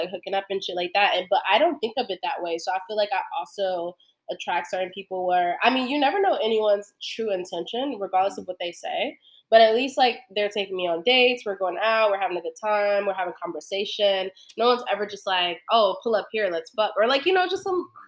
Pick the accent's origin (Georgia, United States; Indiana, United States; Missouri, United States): Georgia, United States; Atlanta; moved away as an adult; now in New York, United States; I'm from Atlanta